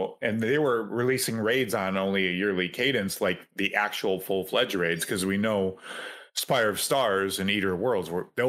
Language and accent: English; New York, United States; I'm also from New York. Same as Corn. So that's what I grew up.